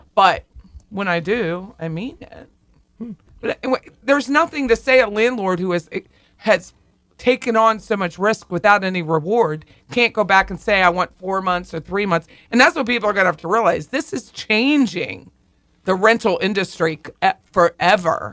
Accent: Pennsylvania, United States; I'm from Pennsylvania

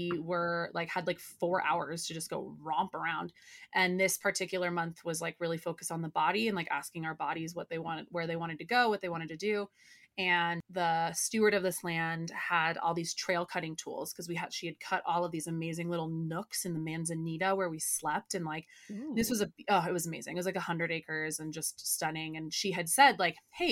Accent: United States; growing up in Tahoe, like in the outdoors

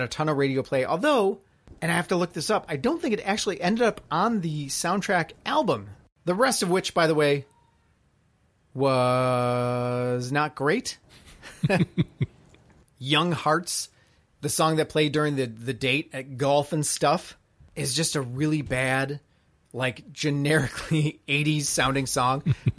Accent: Illinois, United States; the video for … was actually filmed right by where we grew up in the Chicago Botanic Gardens.

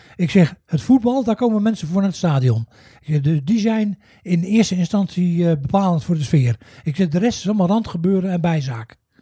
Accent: The Hague, South Holland, Netherlands; moved away; Ik ben geboren en getogen in, eh, in Den Haag.

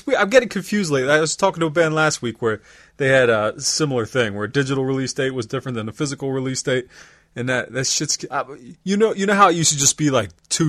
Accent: York, Pennsylvania, United States; now in Lancaster, United States; I'm from York, Pennsylvania.

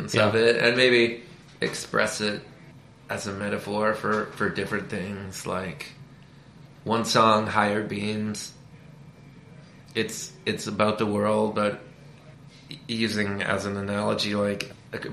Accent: Canada; now in United States; I'm Canadian.

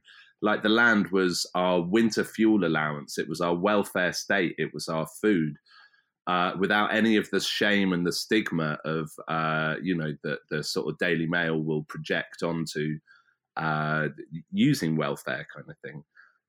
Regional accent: South East England, United Kingdom; I've just ended up basically back where I grew up in West Berkshire on the Thames, and I used to come down this stretch of river to swim and to camp and kayak

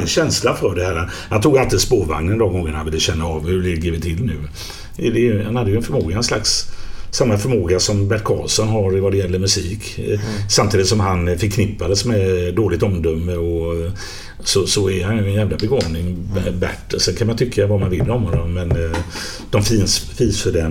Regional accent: Gothenburg, Västra Götaland, Sweden; accent: göteborgska; alla hör ju att jag är från Göteborg

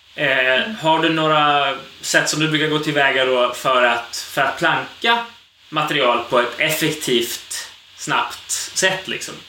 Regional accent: Sweden; som svensk

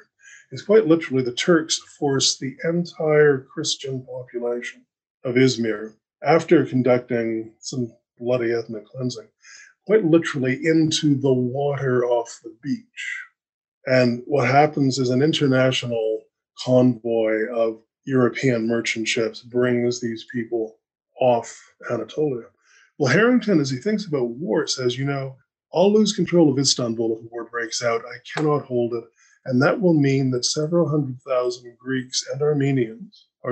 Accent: Canada; I'm a Canadian, and because I come from a Five Eyes country

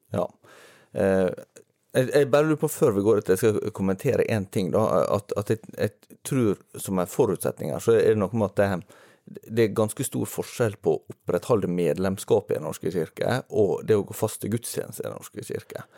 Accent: near Volda, Møre og Romsdal, Norway; moved away; ganske nær der jeg kommer fra.

